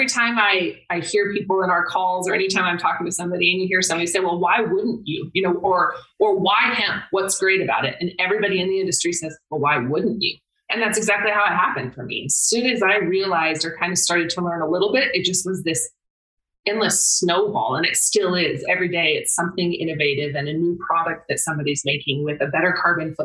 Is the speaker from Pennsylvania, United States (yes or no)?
no; Wyoming, United States; I grew up in Wyoming